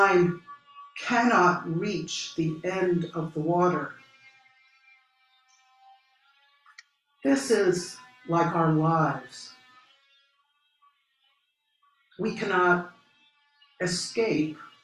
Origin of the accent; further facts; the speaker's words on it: Philadelphia, Pennsylvania, United States; moved away as an adult; also born or lived in St. Louis, Missouri; I grew up in Philadelphia